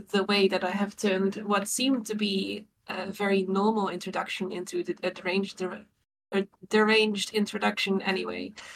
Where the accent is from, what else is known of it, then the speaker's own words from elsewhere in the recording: Netherlands; I'm from the Netherlands